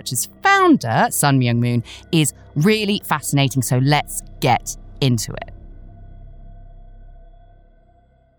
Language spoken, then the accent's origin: English; United Kingdom; we are British.